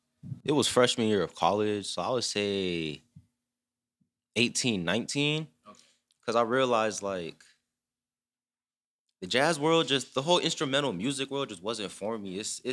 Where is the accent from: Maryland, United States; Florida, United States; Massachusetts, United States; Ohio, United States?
Florida, United States; Broward County; But I'm from Broward County, born and raised here. I got a little bit of Jamaican in me, but you know. Born and raised in Broward County. I went to Dillard High School. I also went to Parkway Middle.